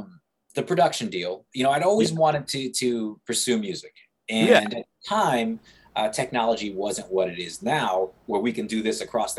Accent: Kansas, United States; moved away as an adult; also born or lived in New York City / New Jersey; Born and raised in Kansas, made in New York City. And you know, made New Jersey my home.

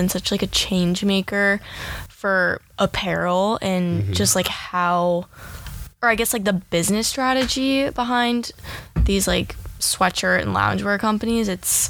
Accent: Midwest, United States; I'm from the Midwest, and people, Midwesterners, like always have like anchor jobs at like news stations because their voice is like neutral.

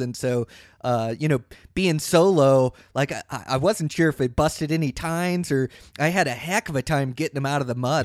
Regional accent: Montana, United States; my home state of Montana

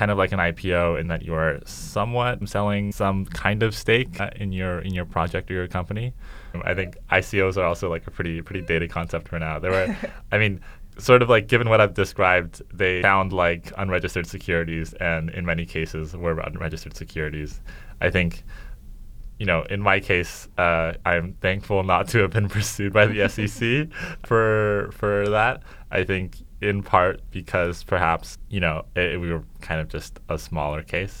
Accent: Vancouver, British Columbia, Canada; I'm from Vancouver, Canada. So we say like, I don't know, grade 10, 11, 12, rather than like junior, senior

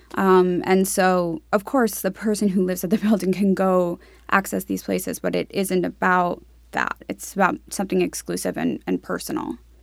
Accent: New York City, New York, United States; also born or lived in Florida; I grew up on the Upper East Side in New York City

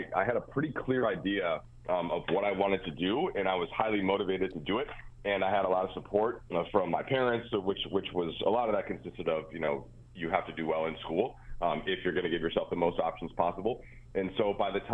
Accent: Minnesota, United States; moved away; I was growing up in Minnesota where there wasn't an NBA team

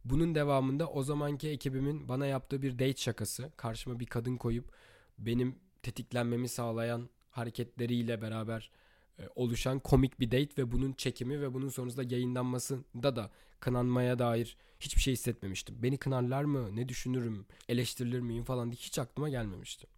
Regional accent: Turkey; moved away as an adult; Türkiye'deki evimde doğduğum büyüdüğüm evde

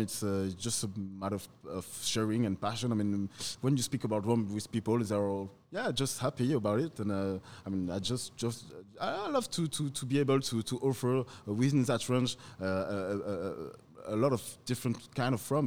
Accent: Paris, Île-de-France, France; accent: French; English is a second language; also born or lived in Martinique; I was born in, in Paris and, and, and raised in Paris

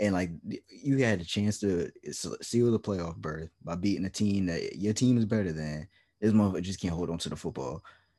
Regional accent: Virginia, United States; I'm from Virginia. We're in Virginia, and I live in a rural

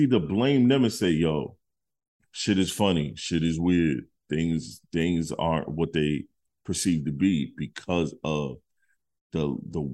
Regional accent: Detroit, Michigan, United States; I'm from Detroit

